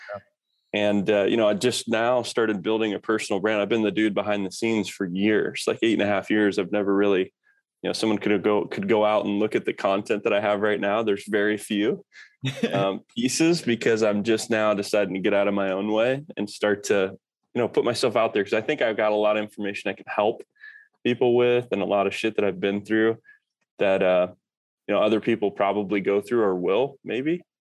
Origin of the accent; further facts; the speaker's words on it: Kokomo, Indiana, United States; moved away as an adult; also born or lived in Norfolk, Virginia; I grew up in Kokomo, Indiana